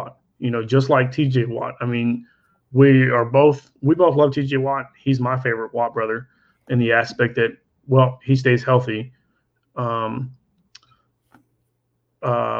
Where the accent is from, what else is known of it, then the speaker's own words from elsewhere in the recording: Oklahoma, United States; I'm from Oklahoma